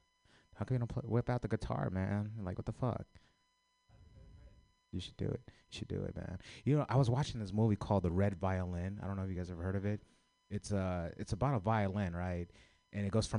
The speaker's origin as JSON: {"language": "English", "town": "San Francisco", "region": "California", "country": "United States", "tie": "born or raised there", "said": "I grew up in the city"}